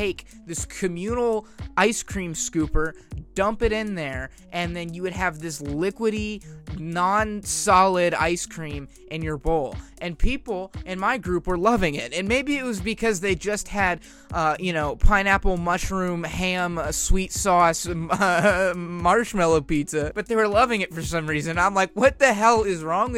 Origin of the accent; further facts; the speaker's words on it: United States; I'm from America